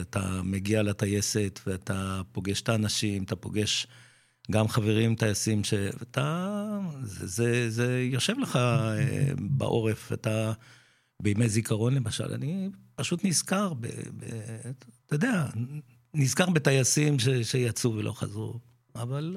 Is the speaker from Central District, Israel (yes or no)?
yes; Netanya, Central District, Israel; also born or lived in Pardesiya, Israel / Mevo'ot Yam youth village, Israel; נולדתי במעברה, מעברת שבות עם, מה שהיום זה פרדסיה